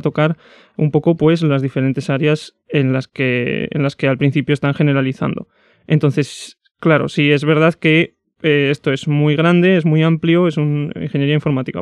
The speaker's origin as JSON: {"language": "Spanish", "town": "Zaragoza", "region": "Aragon", "country": "Spain", "tie": "born or raised there", "said": "yo soy de Zaragoza desde chiquitín"}